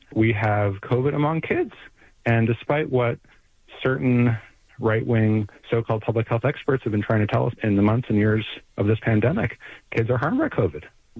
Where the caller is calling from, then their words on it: Baltimore, Maryland, United States; I'm calling from Baltimore, right, where we have a crying lack of resources for schools.